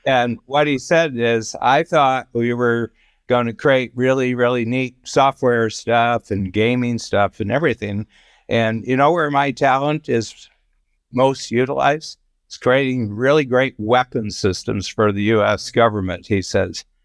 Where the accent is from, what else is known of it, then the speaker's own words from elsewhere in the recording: Ohio, United States; I grew up in the Midwest, in Ohio